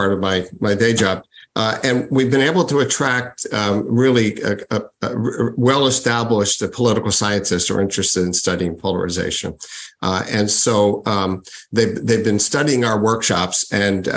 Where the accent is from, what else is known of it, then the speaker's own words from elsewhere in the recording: Philadelphia, Pennsylvania, United States; I grew up in Philadelphia